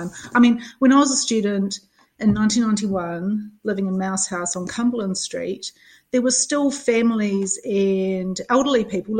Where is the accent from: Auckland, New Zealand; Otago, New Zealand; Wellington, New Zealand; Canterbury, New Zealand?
Canterbury, New Zealand; Christchurch; moved away as an adult; also born or lived in Dunedin; I grew up in Christchurch. I came down to Dunedin